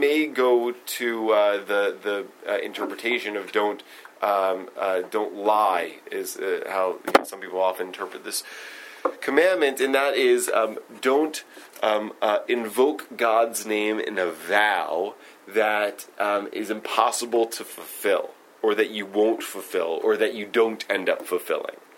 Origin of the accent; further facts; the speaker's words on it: Stone Mountain, Georgia, United States; I grew up in Stone Mountain, Georgia